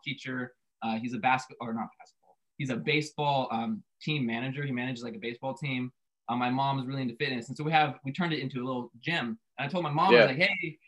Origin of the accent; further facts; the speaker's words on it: Central Coast, San Luis Obispo / Santa Maria, California, United States; we grew up in the same little city. Actually, we went to preschool together